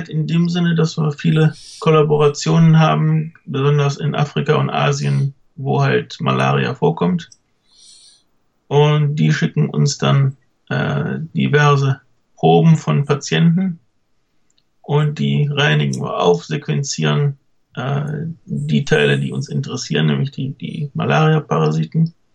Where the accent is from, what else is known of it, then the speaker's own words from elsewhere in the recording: Cologne, North Rhine-Westphalia, Germany; born there; meine Eltern äh, waren nicht aus Köln, sind nur zugezogen. Mhm. Und irgendwie habe ich den lokalen Akzent nicht so richtig aufgeschnappt.